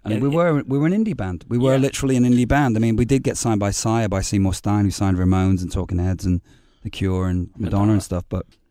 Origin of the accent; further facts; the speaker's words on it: Liverpool, North West England, United Kingdom; also born or lived in Glasgow, Scotland / Hamilton; I grew up in Liverpool and Glasgow and Hamilton. It's a steel city.